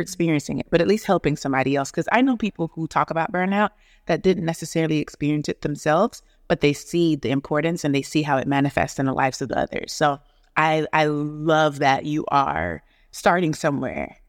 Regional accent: Atlanta, Georgia, United States; born or raised there; also born or lived in Negril, Jamaica / Huntsville, Alabama / Nashville, Tennessee / New York

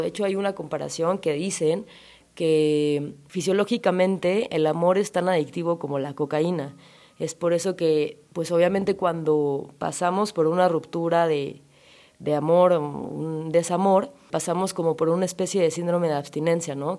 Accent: Chilanga, Mexico City, Mexico; psicóloga chilanga

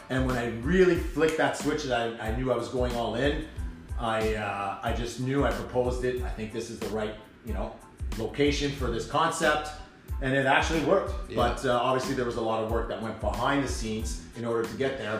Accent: Ottawa, Ontario, Canada; also born or lived in Gloucester, Ontario / Orleans, Ontario; I grew up in Ottawa, um, born in uh, Gloucester

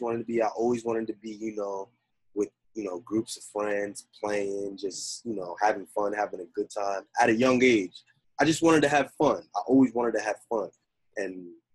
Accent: New Jersey, United States; also born or lived in Bronx, New York; I was born in the Bronx, raised in Jersey

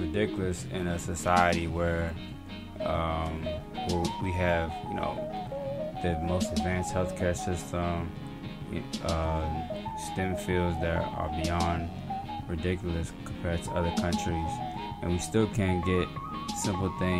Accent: United States; as an American

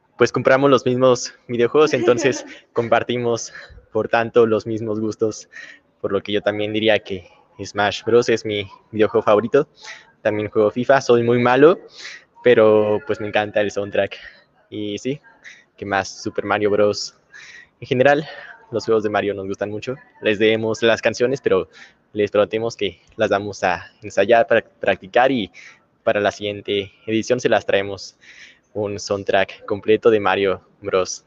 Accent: Irapuato, Guanajuato, Mexico; nosotros empezamos prácticamente desde que estábamos pequeños, casi desde la cuna con la música. Entonces, nuestra abuelita sobre todo fue la que nos impulsó ya después ahí tuvimos buenos maestros. Empezamos ahí en Irapuato

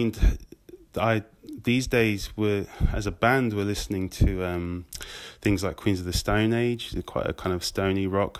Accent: Nottinghamshire, East Midlands, United Kingdom; moved away as an adult; also born or lived in Guildford; now in London, United Kingdom; I'm originally from Nottinghamshire, and... I played in bands in there in my teens

